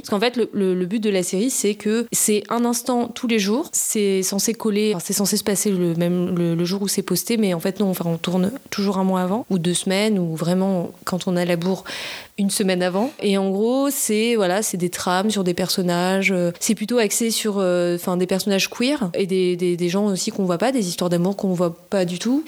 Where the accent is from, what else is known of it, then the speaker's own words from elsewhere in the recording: Nice, Provence-Alpes-Côte d'Azur, France; moved away as an adult; now in Paris, France; Je viens du sud de la France, je viens de la région PACA à Nice. J'ai vécu jusqu'à mes 20 ans